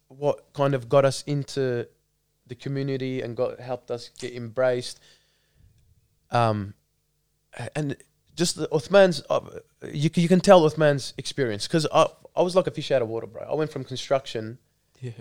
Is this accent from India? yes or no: no; Melbourne, Victoria, Australia; growing up in Melbourne